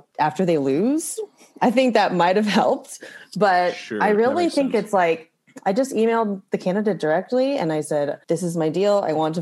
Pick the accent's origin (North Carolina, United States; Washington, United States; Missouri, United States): Missouri, United States; Kirkwood; moved away as an adult; also born or lived in Sikeston, Missouri / Philadelphia, Pennsylvania; now in Brooklyn, United States; I grew up in Kirkwood, okay. Right outside of St. Louis